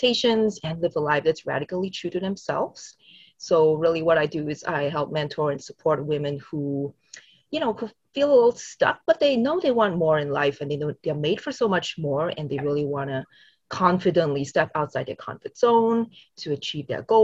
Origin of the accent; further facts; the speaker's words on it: Singapore; I grew up in Singapore from a very conservative Christian household